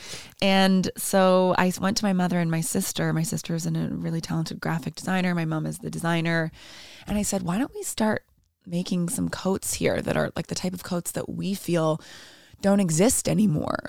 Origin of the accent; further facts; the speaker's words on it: Toronto, Ontario, Canada; first language Portuguese; English is a second language; moved away as an adult; now in Iceland; I grew up in Toronto